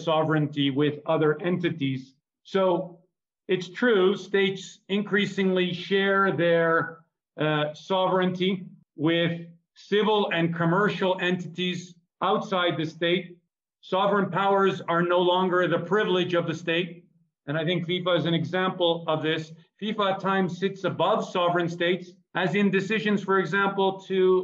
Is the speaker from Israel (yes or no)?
yes; Israel; also born or lived in Canada; now in Mexico; I was born in Israel and I went to Canada